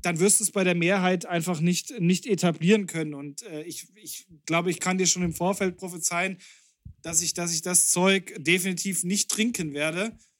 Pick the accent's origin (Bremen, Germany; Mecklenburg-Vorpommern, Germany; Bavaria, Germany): Bavaria, Germany; wir sind aus Bayern